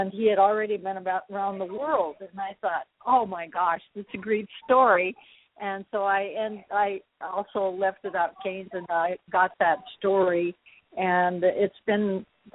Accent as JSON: {"language": "English", "region": "Colorado", "country": "United States", "said": "I come from Colorado"}